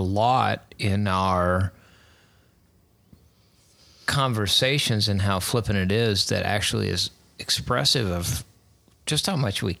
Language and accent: English; Texas, United States; also born or lived in Missouri / Rochester; See, that's hard because growing up in Texas and Missouri and back in Texas and then Rochester.